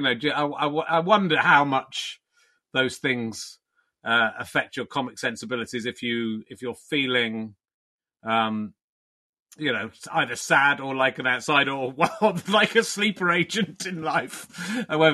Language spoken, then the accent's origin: English; Somerset, South West England, United Kingdom; also born or lived in Pocklington, Yorkshire; I was born in Yorkshire, but I grew up in Somerset